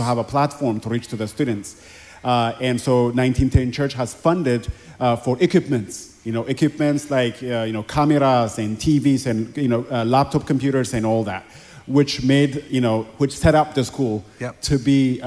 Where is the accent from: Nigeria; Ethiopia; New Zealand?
Ethiopia; Addis Ababa; moved away; I grew up in Ethiopia in a very impoverished community in Addis Ababa, Ethiopia